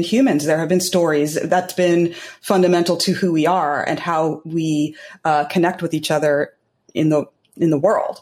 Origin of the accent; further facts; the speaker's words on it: California, United States; moved away as an adult; now in New York, United States; I was born in New York, and I am also and then I grew up in California